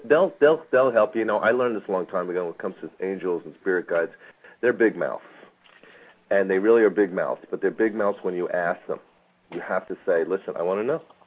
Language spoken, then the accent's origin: English; East Coast, United States; now in Phoenix, United States; I grew up on the East Coast, and there was a lot more vines and greenery than there is here in Phoenix